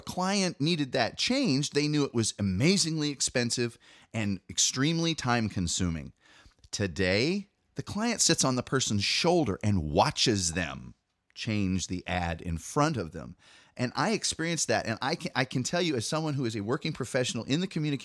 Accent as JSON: {"language": "English", "town": "Midland", "region": "Michigan", "country": "United States", "tie": "born or raised there", "said": "I grew up in Midland, Michigan, which is a big Dow Chemical headquarters"}